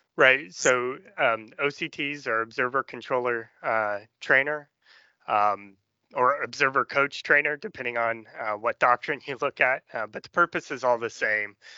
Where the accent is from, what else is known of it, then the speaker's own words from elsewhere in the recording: Danville, Illinois, United States; from Danville, Illinois, farm